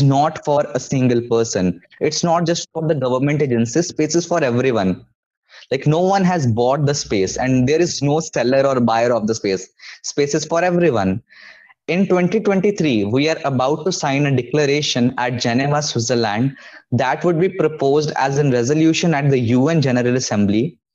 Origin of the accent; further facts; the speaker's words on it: India; I'm from India and we have the NCERT book